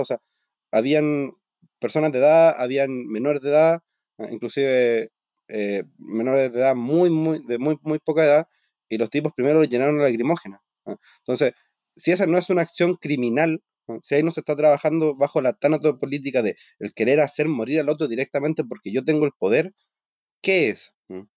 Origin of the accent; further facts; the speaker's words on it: Chile; nosotros como chilenos